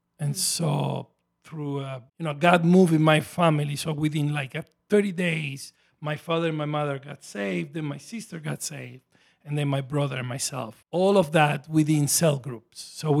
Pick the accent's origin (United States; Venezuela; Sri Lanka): Venezuela; born there; also born or lived in Italy; I was born in Venezuela, actually, South America. My father and my mother were immigrants, like many are here.